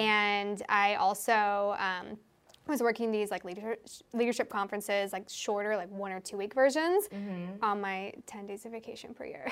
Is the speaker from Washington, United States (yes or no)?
yes; Seattle, Washington, United States; I moved from Seattle, which is where I'm from, across the country for the whole summer